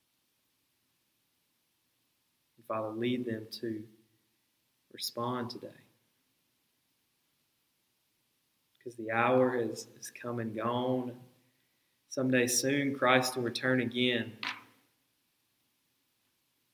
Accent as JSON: {"language": "English", "region": "the Bible Belt", "country": "United States", "tie": "born or raised there", "said": "growing up in the Bible Belt, I've lived in the Bible Belt for 3 decades."}